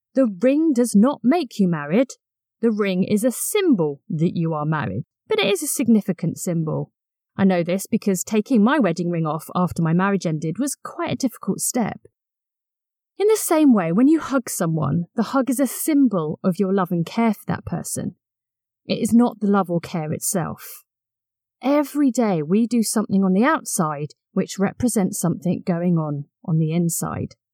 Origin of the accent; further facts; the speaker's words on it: Brighton, South East England, United Kingdom; I grew up in Brighton and used to attend beach baptisms